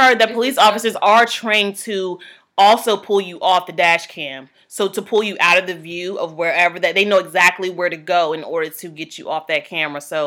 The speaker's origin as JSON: {"language": "English", "region": "Virginia", "country": "United States", "tie": "born or raised there", "said": "Growing up in Virginia"}